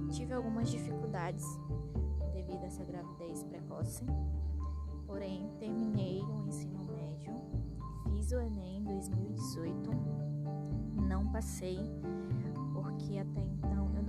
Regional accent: Tarauacá, Acre, Brazil; tenho 20 anos, sou natural de Tarauacá, Acre

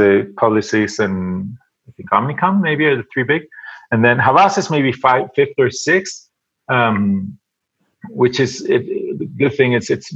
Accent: Venezuela; also born or lived in United States; now in Mexico City, Mexico; I'm originally from Venezuela. I went to school in the States, and I've been living in Mexico for the last 15 years.

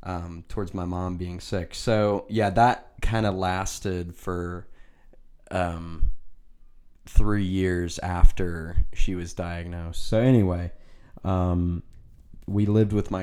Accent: Nashville, Tennessee, United States; also born or lived in Hermitage, Tennessee; I'm from the Nashville, Tennessee area. Grew up here my whole life

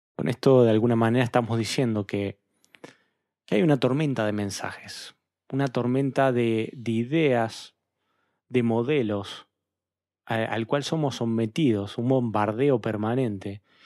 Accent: Argentina; nosotros como interlocutores argentinos

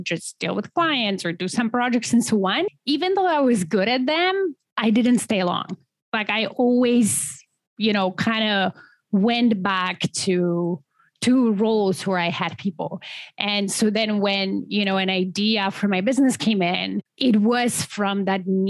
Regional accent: Poland; moved away as an adult; now in Canada; originally I'm from Poland.

